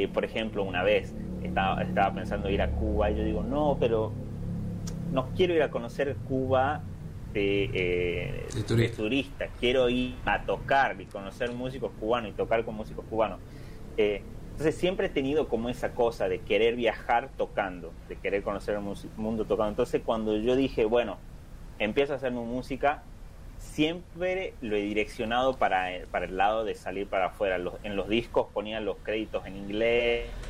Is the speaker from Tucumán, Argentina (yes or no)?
yes; Simoca, Tucumán, Argentina; donde yo vengo, de Tucumán, de Simócala, del norte, de Argentina